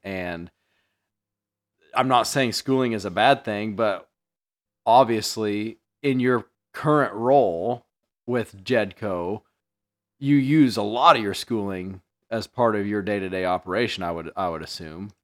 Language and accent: English; Mattoon, Illinois, United States; I grew up in Mattoon